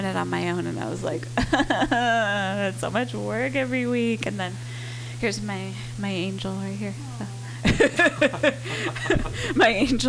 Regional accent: Santa Monica, California, United States; Where are you going to play in Santa Monica, my hometown?

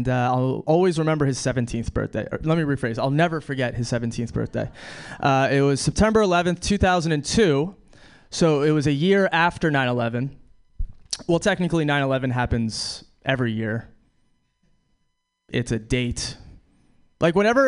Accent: New York City, New York, United States; I'm from New York City, which is cool, but I was born and raised on the Upper East Side of Manhattan

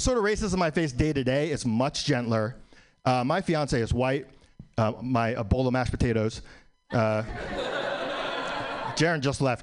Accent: New York City, New York, United States; I was born in New York, still live in New York

